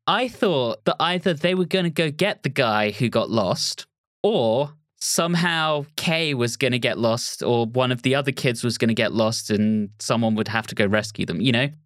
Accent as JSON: {"language": "English", "region": "England", "country": "United Kingdom", "also_born_or_lived": "Berkshire", "said": "I'm English"}